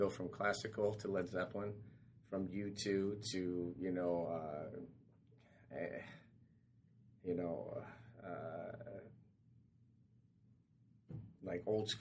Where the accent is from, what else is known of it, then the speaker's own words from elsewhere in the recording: United States; moved away as an adult; being in the English League as an American player